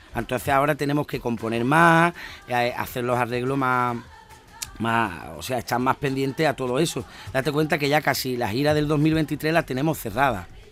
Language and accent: Spanish; Andalusia, Spain